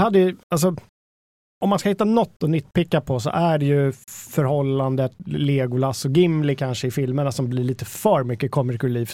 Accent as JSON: {"language": "Swedish", "town": "Danderyd", "region": "Stockholm County", "country": "Sweden", "tie": "born or raised there", "said": "den lokala bokhandeln i Mörby centrum, där jag växte upp"}